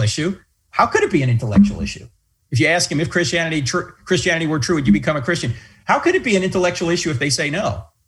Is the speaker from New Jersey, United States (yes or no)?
yes; New Jersey, United States; I'm from New Jersey